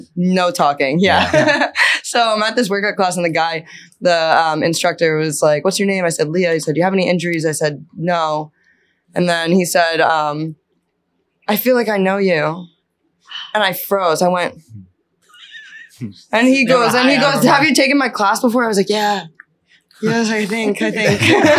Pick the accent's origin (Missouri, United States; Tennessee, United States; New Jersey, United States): New Jersey, United States; moved away as an adult; now in Boston, United States; I came to Boston, I'm from Jersey.